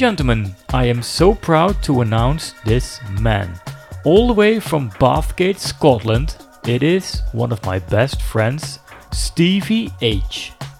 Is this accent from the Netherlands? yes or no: yes; Arnhem, Gelderland, Netherlands; We met back in 2007 at a … event in my hometown of Arnhem.